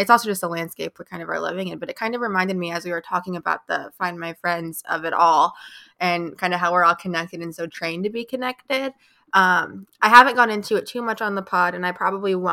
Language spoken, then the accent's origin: English; Chicago, Illinois, United States; I'm from Chicago area